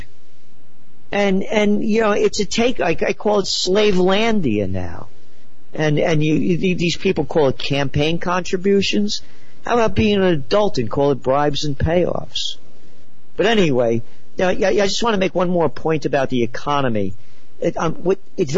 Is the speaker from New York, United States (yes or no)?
yes; New York City, New York, United States; I was born in the Bronx and raised by a family